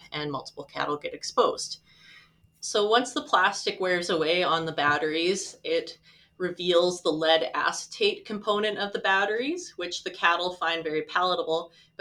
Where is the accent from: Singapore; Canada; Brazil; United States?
Canada; Saskatoon, Saskatchewan; also born or lived in Regina; I am a lifelong Saskatchewan resident. I was born in Regina, but grew up in Saskatoon.